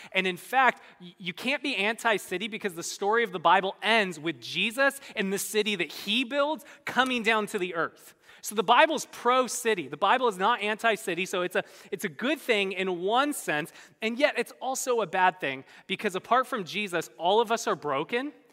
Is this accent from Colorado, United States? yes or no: no; Bay Area, California, United States; moved away as an adult; also born or lived in Midwest; I grew up in the Bay Area